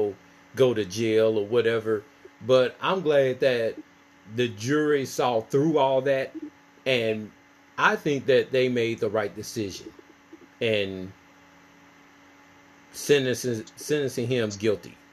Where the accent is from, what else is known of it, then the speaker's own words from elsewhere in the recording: Clarkson, Mississippi, United States; we're from the same hometown. We are from Clarkson, Mississippi.